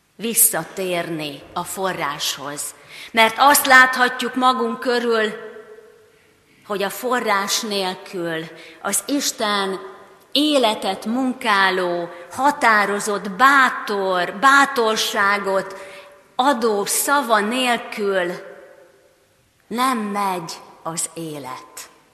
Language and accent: Hungarian; Hungary; mint magyarok, mint reformátusok